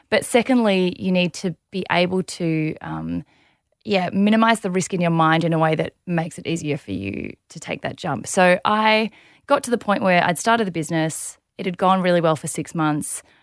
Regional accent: Melbourne, Victoria, Australia; also born or lived in South Korea; grew up in Melbourne, beautiful family

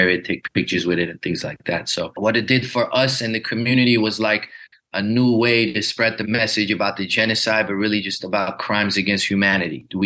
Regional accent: Glendale, California, United States; born there; Hij woonde in een eh, area in LA called Glendale, waar ik geboren ben, waar heel veel Armeniërs wonen.

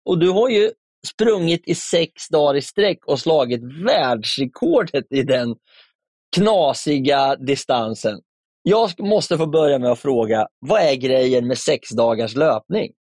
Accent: Närke, Örebro County, Sweden; now in Stockholm, Sweden; min Närkefana

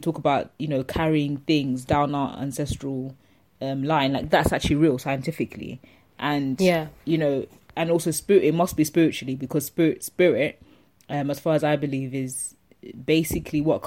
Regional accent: Zambia; I'm from Zambia

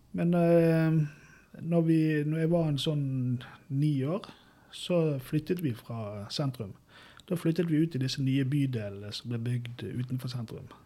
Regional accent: Bergen, Vestland, Norway; moved away as an adult; now in Brumunddal, Norway; jeg vokste opp da med, i Bergen

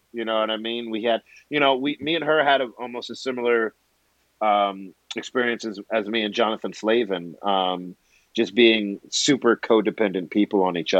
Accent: Brooklyn, New York, United States; He's just, you know, I'm from Brooklyn. Eddie Murphy's from Brooklyn.

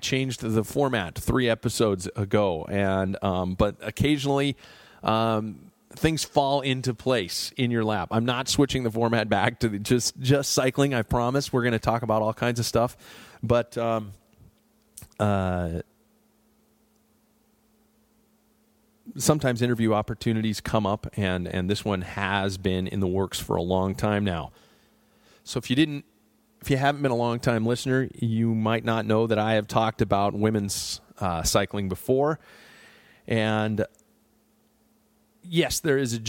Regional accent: Spokane, Washington, United States; I was born and raised here in Spokane, Washington

